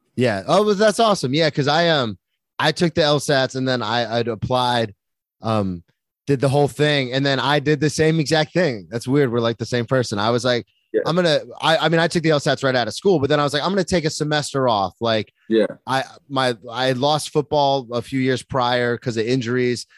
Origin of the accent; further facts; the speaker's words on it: Florida, United States; I'm from Florida